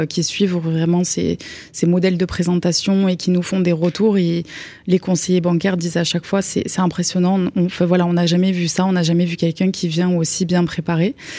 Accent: Perpignan, Occitania, France; also born or lived in Belgium / Toulouse; on a déménagé en France quand moi j'avais 6 ans et Val 8 ans. Donc euh, après, on a grandi à Perpignan

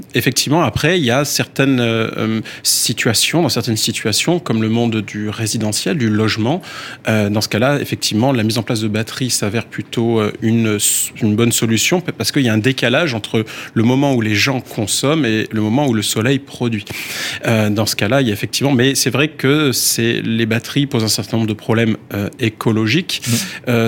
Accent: France; chez nous en France

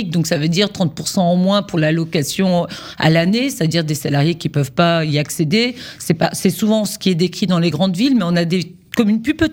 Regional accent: Brittany, France; comme chez moi en Bretagne, où on accumule un peu les attraits

